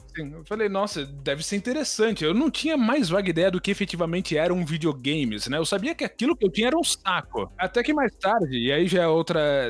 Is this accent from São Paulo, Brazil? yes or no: yes; Taboão da Serra, São Paulo, Brazil; Quando eu era criança, ainda morava no Taboão da Serra